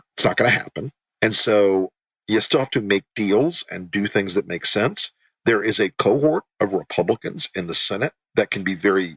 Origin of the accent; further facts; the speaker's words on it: Tampa, Florida, United States; I grew up in Tampa, Florida